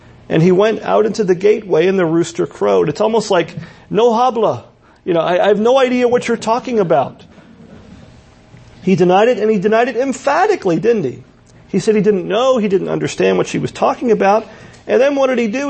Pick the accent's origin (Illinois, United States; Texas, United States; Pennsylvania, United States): Pennsylvania, United States; parts of Pennsylvania where I'm from, people say we have accents